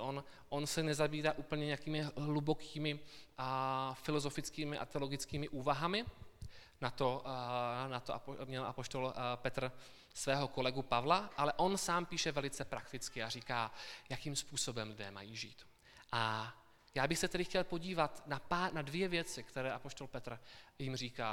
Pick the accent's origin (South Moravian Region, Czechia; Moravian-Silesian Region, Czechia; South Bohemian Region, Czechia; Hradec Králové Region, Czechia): South Moravian Region, Czechia; moved away as an adult; also born or lived in Brno; now in Kolín, Czech Republic; já pocházím z Jižní Moravy, kde jsem, a, kde jsem vyrůstal.